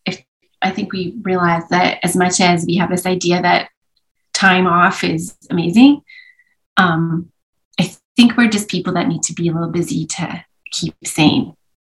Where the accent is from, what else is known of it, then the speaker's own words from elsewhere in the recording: Vancouver, British Columbia, Canada; born there; I was born in Vancouver.